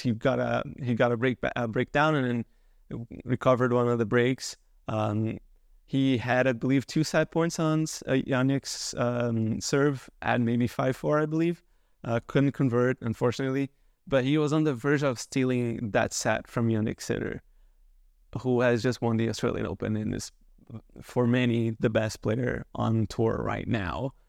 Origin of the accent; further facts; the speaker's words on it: Canada; as a Canadian